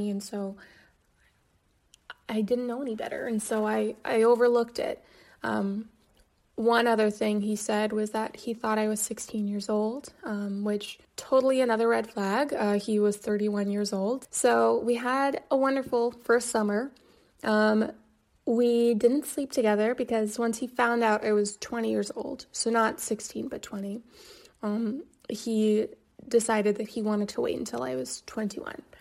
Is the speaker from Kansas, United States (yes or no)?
yes; Kansas, United States; moved away as an adult; also born or lived in New York; I was from Kansas